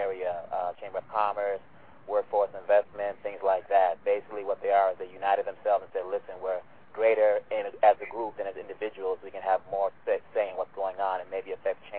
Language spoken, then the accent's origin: English; Kinshasa, DR Congo; now in Los Angeles, United States; I'm from the Democratic Republic of Congo. We call it DRCongo for the love. I was born in Kinshasa, but I'm from Manyema on my dad's side and Kasai on my mom's side. Based out in Los Angeles.